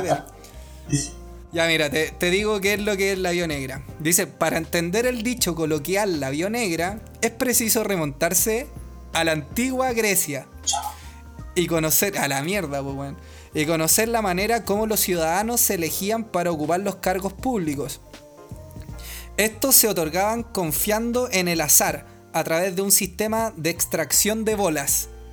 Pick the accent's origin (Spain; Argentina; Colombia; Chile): Chile; Santiago, Santiago Metropolitan Region; yo soy más santiaguino que la chucha